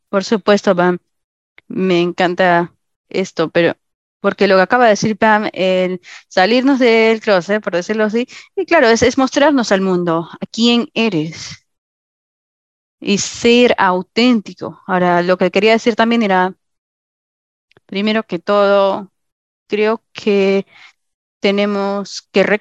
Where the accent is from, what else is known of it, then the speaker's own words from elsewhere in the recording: Arizona, United States; Eh, me voy a mudar. Soy de Arizona a Tennessee eh, al final de abril